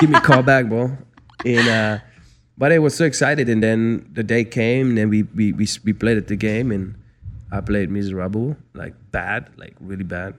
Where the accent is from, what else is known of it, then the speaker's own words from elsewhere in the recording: Frankfurt, Hesse, Germany; moved away as an adult; also born or lived in Mississippi, United States / Calabasas, United States; now in Los Angeles, United States; I'm a city boy growing up in Germany, Frankfurt